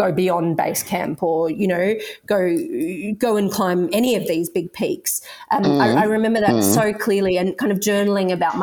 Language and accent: English; Sydney, New South Wales, Australia; I grew up around Sydney and now live and work in Sydney